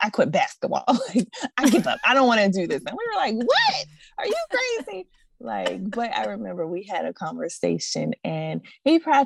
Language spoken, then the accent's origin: English; Pittsburgh, Pennsylvania, United States; moved away as an adult; now in Georgia, United States; me and my husband, we're from Pittsburgh, Pennsylvania